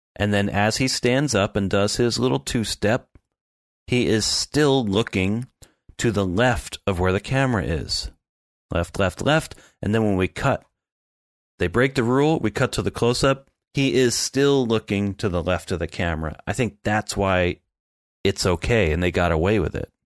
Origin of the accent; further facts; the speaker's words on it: the Poconos, Pennsylvania, United States; I grew up in the Poconos.